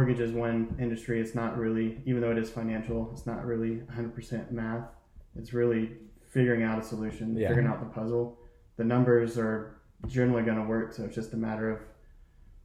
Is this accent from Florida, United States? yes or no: no; Charleston, South Carolina, United States; I am from Charleston, so I am a native here of Charleston